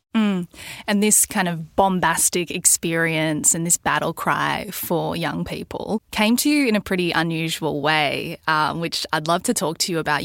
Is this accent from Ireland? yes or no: no; Mission Beach, Queensland, Australia; moved away as an adult; now in Sydney, Australia; where I grew up in Mission Beach in far north Queensland.